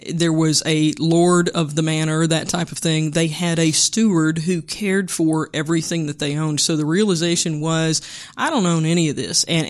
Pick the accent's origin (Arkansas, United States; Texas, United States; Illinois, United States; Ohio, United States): Arkansas, United States; Moro; I grew up in Moro, M-O-R-O